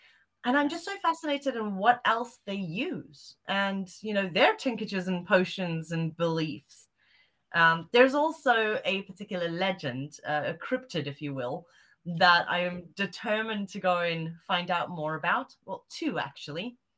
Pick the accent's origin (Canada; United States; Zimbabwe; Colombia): Zimbabwe; also born or lived in South Africa; Well, because I grew up in Zimbabwe and South Africa, I've still got a lot of family out there. And I grew up with, you know, African cryptids and witch doctors and witches and sangomas and all these weird, wonderful things out there.